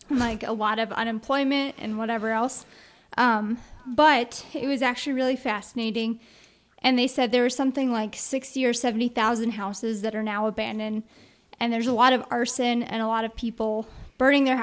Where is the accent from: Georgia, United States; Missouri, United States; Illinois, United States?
Missouri, United States; Kansas City; moved away; Kansas City. And so now it has slowly been getting a lot better.